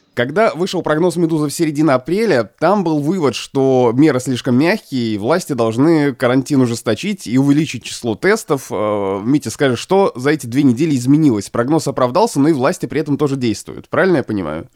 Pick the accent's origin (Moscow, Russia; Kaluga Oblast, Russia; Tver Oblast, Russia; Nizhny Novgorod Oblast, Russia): Kaluga Oblast, Russia; Obninsk; moved away; Вот я из Обнинска